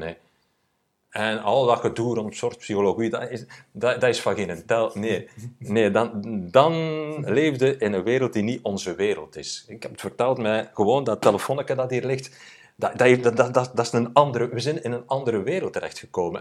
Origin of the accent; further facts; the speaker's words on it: Sint-Niklaas, Flanders, Belgium; als een klein manneke, ik ben van Sint-Niklaas